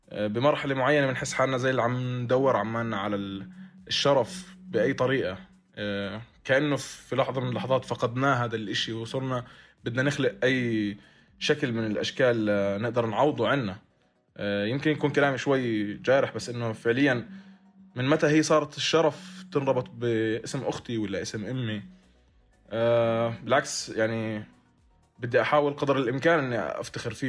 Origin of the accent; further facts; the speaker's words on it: Upper Egypt, Egypt; انا كمصري صعيدي